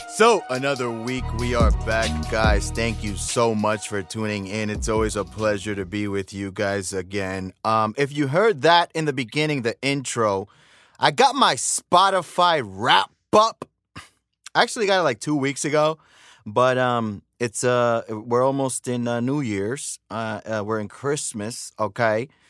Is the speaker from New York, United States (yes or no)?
yes; the same area as Pop Smoke, New York, United States; also born or lived in Dominican Republic (ancestry); We're from the same area. And, uh, I'm a Dominican. I'm American from Dominican parents.